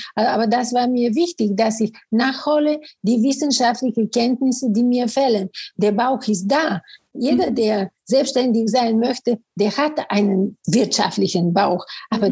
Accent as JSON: {"language": "German", "country": "Bulgaria", "tie": "born or raised there", "also_born_or_lived": "Sofia, Bulgaria / Cologne, Germany", "first_language": "Bulgarian", "second_language": "German", "moved": "as an adult", "lives_now": "Germany", "said": "Ich bin in Bulgarien geboren und da wirklich arbeitete ich als Journalistin"}